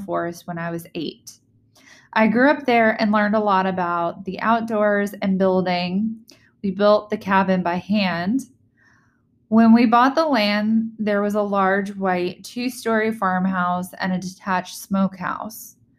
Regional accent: Virginia, United States; moved away; home state, my native state

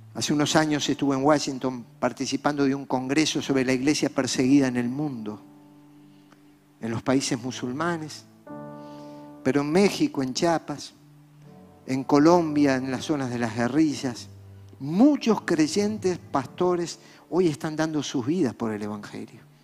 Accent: Montevideo, Uruguay; Nosotros somos uruguayos, nacidos aquí. Yo nací en La Teja, el popular barrio montevideano

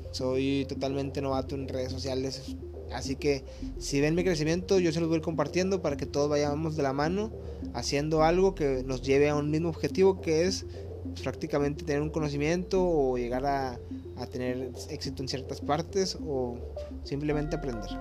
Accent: Monterrey, Nuevo León, Mexico; now in Cancún, Mexico; Ahorita yo me encuentro en Cancún, yo soy de Monterrey

